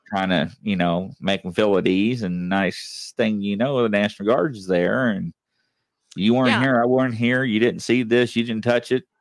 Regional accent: Louisville, Kentucky, United States; also born or lived in Southern Indiana; I'm from Louisville, Kentucky. You know, I lived in Indiana, Southern Indiana

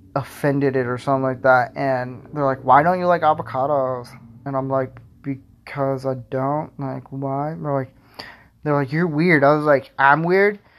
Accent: Florida, United States; moved away

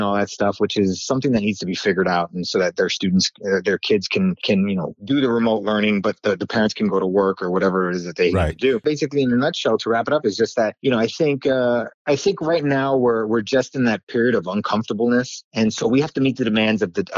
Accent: New York, United States; I either say I'm from New York

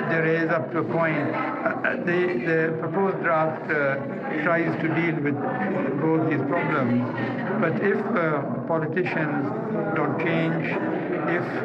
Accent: Ruiru, Central Province, Kenya; I come from Central Province myself, and I remember as a child growing up in a place called Ruiru, not very far from here

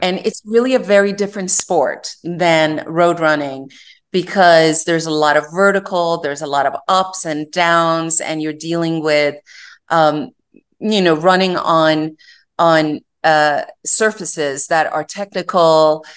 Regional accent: Iran; moved away; I was born and raised in Iran

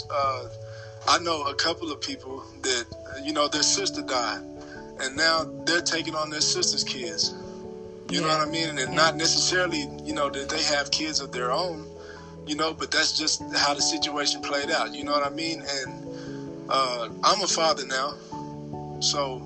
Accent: Dallas, Texas, United States; moved away as an adult; also born or lived in Nashville, Tennessee; I'm from Dallas, Texas. I was born and raised there

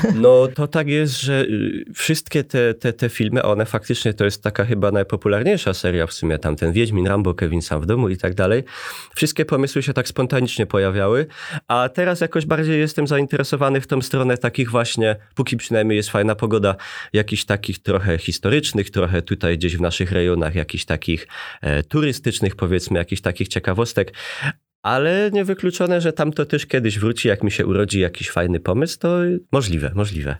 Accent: Bytom, Silesian Voivodeship, Poland; accent: Silesian; urodziłem się i wychowałem w takiej dzielnicy Bytomia

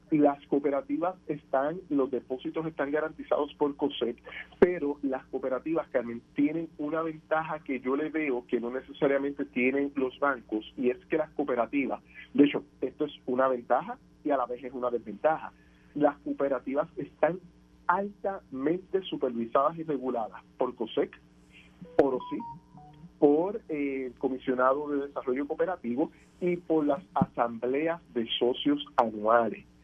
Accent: Puerto Rico; hablando como puertorriqueño, persona y economista

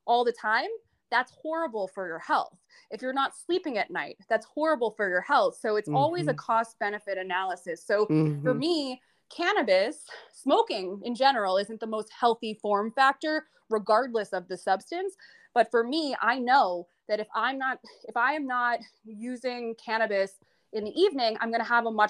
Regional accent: north of New York City, United States; I grew up north of New York City in a bit of a blue collar town.

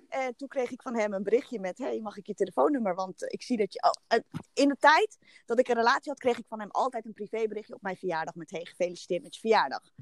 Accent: Haarlem, North Holland, Netherlands; Ik kom uit Haarlem en ehm, ik ben getrouwd

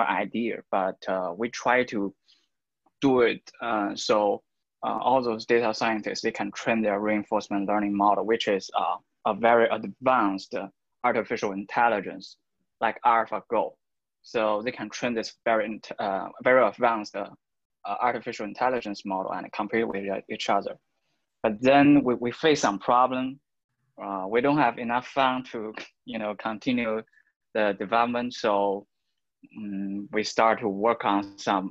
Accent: China; also born or lived in Taiwan; I'm from China. I'm currently in Shenzhen, the southern part of China

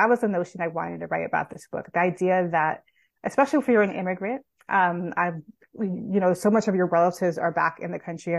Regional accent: Southern California, United States; growing up in Southern California

